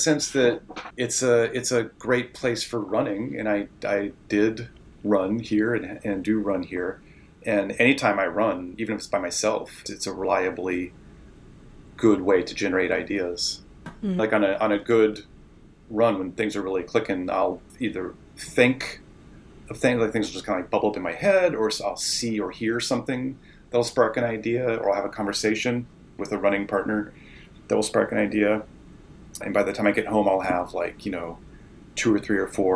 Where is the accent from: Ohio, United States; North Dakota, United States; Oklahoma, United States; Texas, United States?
Ohio, United States; Central; also born or lived in Eastern Pennsylvania / Manhattan, New York / Vermont; now in Portland, United States; I grew up in Central Ohio, moved to Eastern Pennsylvania.